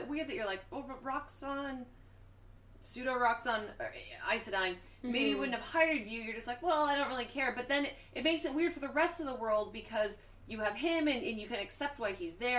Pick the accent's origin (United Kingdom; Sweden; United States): United Kingdom; England; as an English person